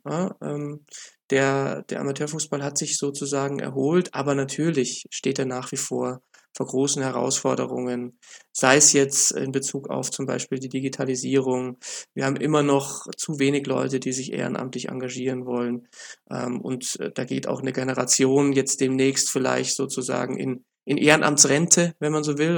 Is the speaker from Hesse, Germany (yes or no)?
no; Munich, Bavaria, Germany; ich bin ja Münchner